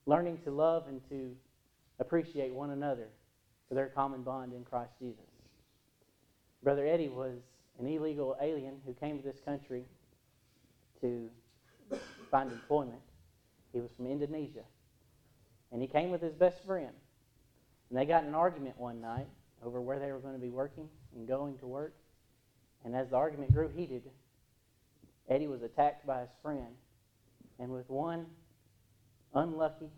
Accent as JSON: {"language": "English", "country": "United States", "tie": "born or raised there", "said": "In Williamson County, where my hometown is"}